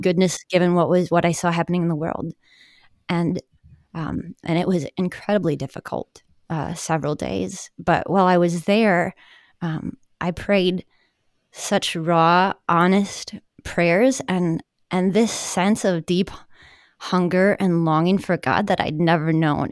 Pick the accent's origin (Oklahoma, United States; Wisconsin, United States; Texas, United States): Wisconsin, United States; Milwaukee; also born or lived in Madison, Wisconsin; I am kind of a Wisconsin girl, born and bred. I grew up in the Milwaukee suburbs